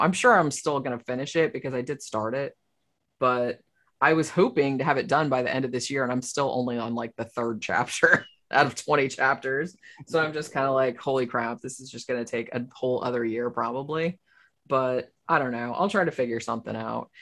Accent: Florida, United States; I'm from here. I was born in Florida

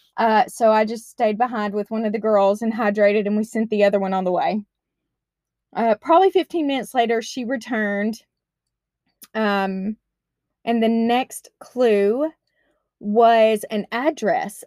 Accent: Arkansas, United States; moved away as an adult; now in Washington, United States; I'm from Arkansas.

